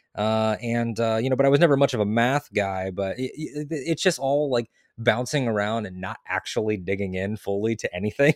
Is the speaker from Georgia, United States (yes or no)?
no; Connecticut, United States; now in Florida, United States; I'm originally from Connecticut